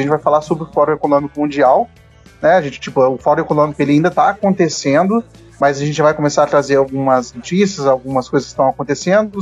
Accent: Brazil; como brasileiro

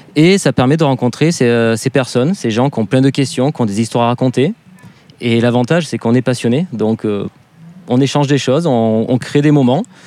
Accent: the South, southern France, France; moved away; un, sudiste immigré euh, à Autun

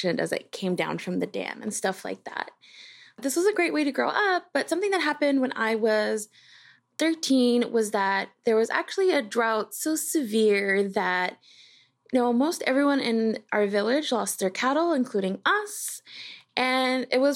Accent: Tucson, Arizona, United States; also born or lived in Imuris, Sonora, Mexico; I'm a scientist from Tucson, Arizona. So when I was growing up, I kind of lived split between two places. So my grandparents and I largely stayed in our home in South Tucson

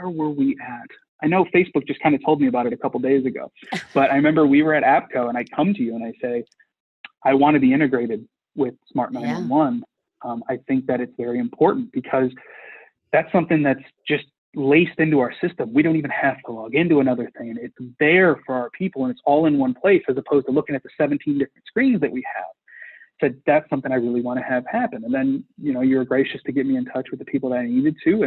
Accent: Chicago, Illinois, United States; I'm from Chicago

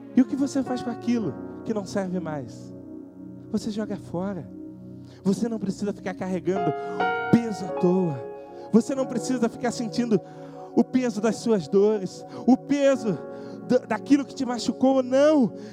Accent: Petrópolis, Rio de Janeiro, Brazil; Eu não sou carioca, sou de Petrópolis

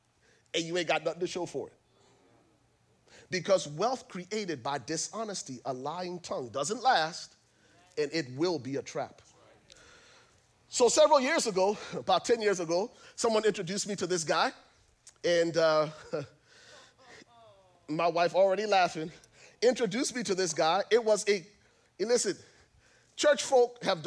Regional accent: Liberia; I'm from Liberia

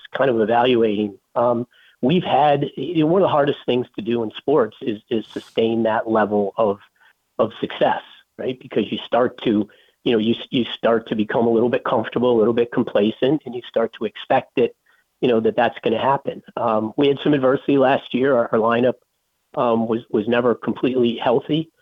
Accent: Syracuse, New York, United States; I'm an upstate New York guy. I grew up in Syracuse

